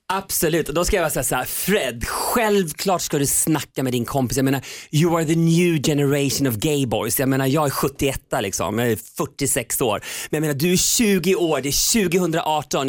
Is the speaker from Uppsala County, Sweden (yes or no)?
no; Köping, Västmanland, Sweden; moved away; jag var mobbad själv i hela min uppväxt i Köping